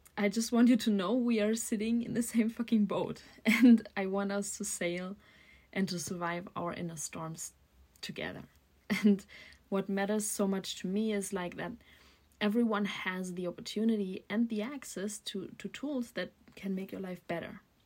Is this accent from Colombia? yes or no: no; Germany; also born or lived in Berlin; I'm from Germany and I'm currently living in Berlin.